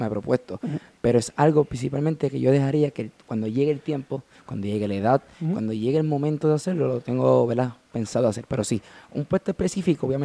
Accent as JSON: {"language": "Spanish", "town": "Gurabo", "country": "Puerto Rico", "said": "Y estamos aquí como gurabeño, como puertorriqueño"}